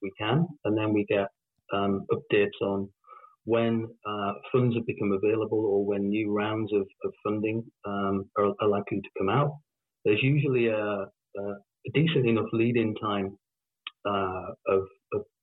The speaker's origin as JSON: {"language": "English", "area": "the Northeast", "region": "North East England", "country": "United Kingdom", "said": "I'm from the Northeast"}